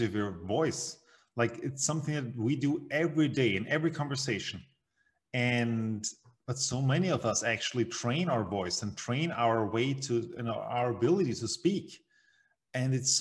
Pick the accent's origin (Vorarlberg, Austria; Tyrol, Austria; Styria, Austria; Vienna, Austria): Vienna, Austria; I'm from Vienna, Austria, in the center, the heart of Europe. And well, I grew up here as well.